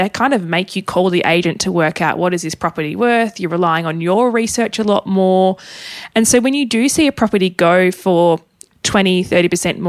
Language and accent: English; Tasmania, Australia; I am originally from Tassie.